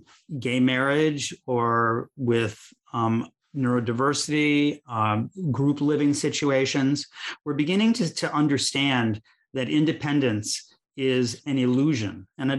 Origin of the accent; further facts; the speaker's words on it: Chicago, Illinois, United States; where I grew up in Chicago, Illinois